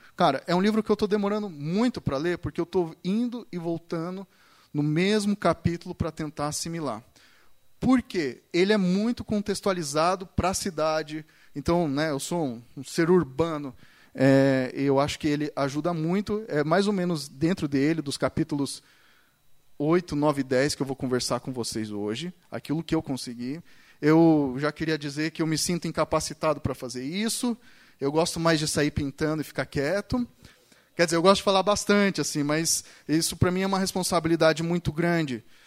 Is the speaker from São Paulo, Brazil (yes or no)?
yes; São Paulo, Brazil; now in Curitiba, Brazil; eu cresci na igreja, eu cresci na igreja, eu nasci na igreja, né, em São Paulo